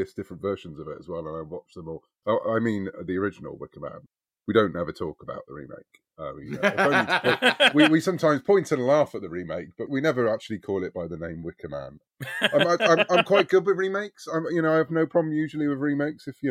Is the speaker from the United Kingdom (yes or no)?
yes; United Kingdom; accent: British; as you may gather from my accent, I'm British